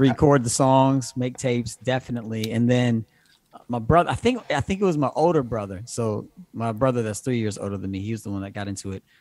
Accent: Evansville, Indiana, United States; now in Cincinnati, United States; I'm from Evansville, Indiana, originally.

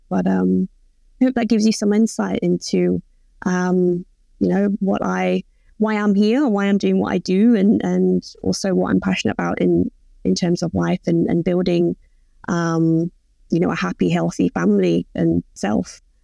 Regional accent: England, United Kingdom; accent: English; now in Melbourne, Australia; obviously you can tell I'm, I'm English, so I come from England, but now I live in Melbourne

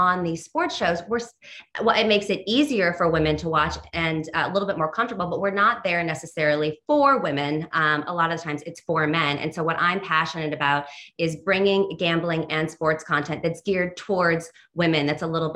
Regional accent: California, United States; now in New York, United States; I'm from California, so I did not grow up on MSG programming

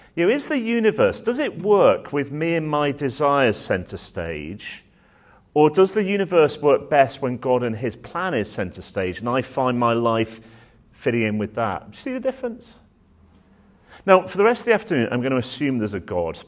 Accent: Manchester, North West England, United Kingdom; now in Oxford, United Kingdom; I'm a northerner at heart, so I was born up in Manchester

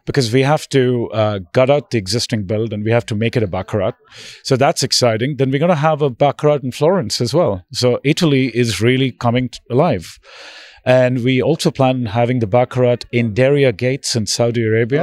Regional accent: India; now in New York, United States; I'm originally from India

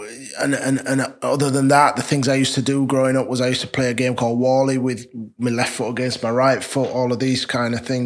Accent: Leeds, Yorkshire and the Humber, United Kingdom; I'm from Leeds, down the road, raised and brought up in Chapeltown.

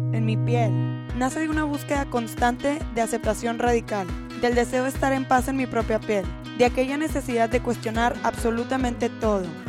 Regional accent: Mexico

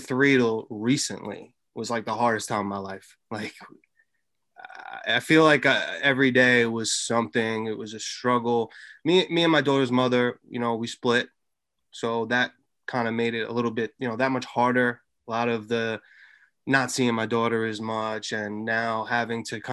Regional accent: Long Island, New York, United States; 30 years old, born and raised in Long Island.

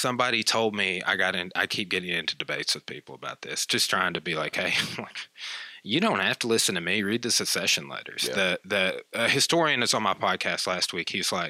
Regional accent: Clarksville, United States; when I was even growing up in Clarksville, we're from the same town.

